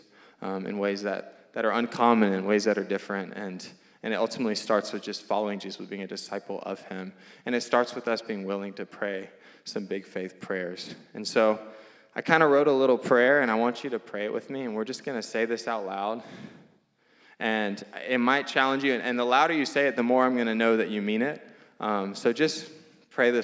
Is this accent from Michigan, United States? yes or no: no; Louisiana, United States; now in Phoenix, United States; I'm from Louisiana